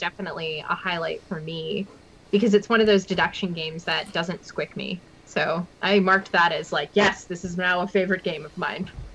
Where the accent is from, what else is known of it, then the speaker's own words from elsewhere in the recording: West Coast of Canada, Canada; I'm from the West Coast